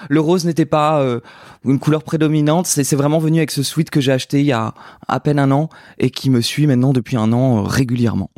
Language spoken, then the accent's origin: French; Brittany, France; now in Paris, France; J'ai quitté la Bretagne où je chantais devant les vaches autour des dans les champs. Enfin j'habitais pas dans les champs, mais en tout cas ma, maison était au milieu des champs.